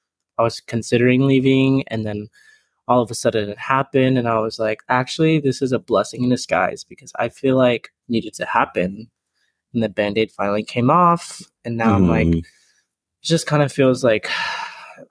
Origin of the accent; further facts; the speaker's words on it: San Marcos, Texas, United States; San Marcos. So 30 minutes.